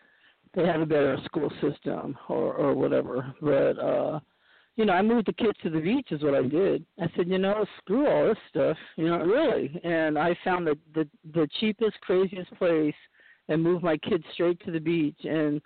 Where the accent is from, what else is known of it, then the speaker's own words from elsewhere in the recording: Boston, Massachusetts, United States; born there; also born or lived in New York / California; I was born in Boston, and then we lived in New York for a while. So then we came to California.